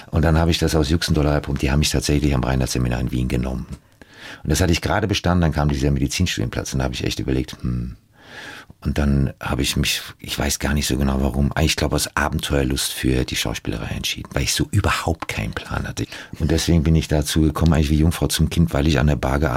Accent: United States; also born or lived in Germany; Geprägt haben mich meine Kindheit in den USA, die schockierenden Bilder aus meinen eigenen Reportagen und die Zusammenarbeit mit großartigen Stars. Ich setze mich für die Zukunft ein und will andere wachrütteln, denn ich denke doch, dass wir Deutschen leider ein Volk sind von Angsthasen

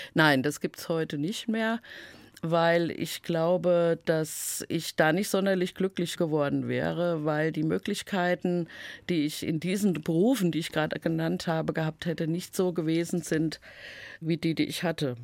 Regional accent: Main-Taunus-Kreis, Hesse, Germany; Ich komme ja aus dem Main-Taunus-Kreis

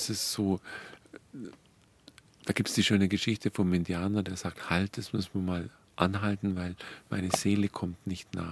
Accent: Dillingen, Bavaria, Germany; Und ich komme ja aus dem Ort, aus Dillingen, wo der Pfarrer Kneip seine ersten Versuche gemacht hat

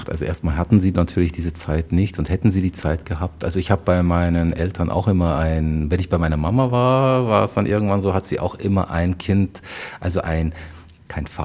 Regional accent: Bavaria, Germany; accent: Bavarian; ich habe ja nur Deutsch gelernt {S1} oder bei das Omi. genau bei {S0} meiner Omi also sozusagen nur dieses das Deutsch mit einem bayerischen Akzent ja

